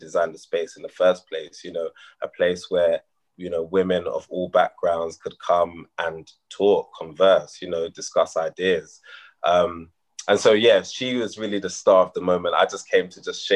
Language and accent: English; London, United Kingdom; born in London, born and bred in London